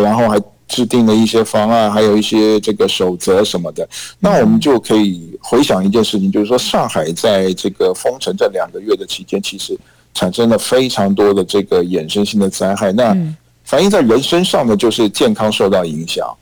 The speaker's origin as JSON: {"language": "Chinese", "country": "Taiwan", "said": "我们台湾人讲的"}